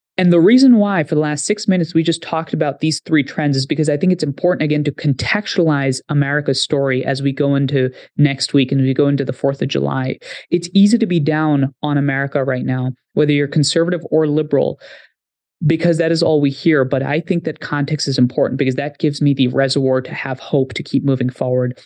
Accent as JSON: {"language": "English", "region": "Haryana", "country": "India", "tie": "born or raised there", "moved": "yes", "lives_now": "United States", "said": "I grew up in India for some time. You travel to my village, forty kilometers west of New Delhi in Haryana."}